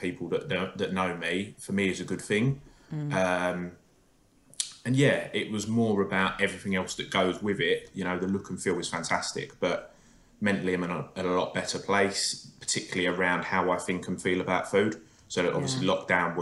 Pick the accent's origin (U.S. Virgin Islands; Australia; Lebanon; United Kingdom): United Kingdom; Essex, East of England; I'm from Essex